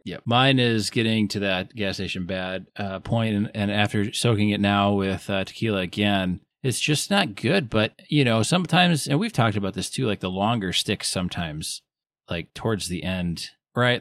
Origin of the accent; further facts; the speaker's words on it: Wisconsin, United States; I'm from Wisconsin